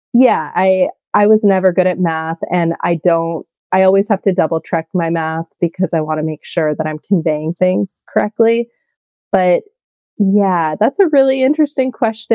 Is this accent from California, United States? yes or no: yes; California, United States; I'm from California